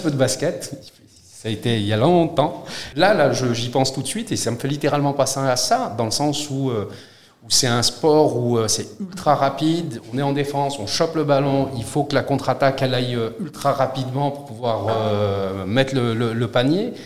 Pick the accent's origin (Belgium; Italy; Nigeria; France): France; southern France; also born or lived in Morocco; j'ai grandi dans le sud de la France, je suis marocain.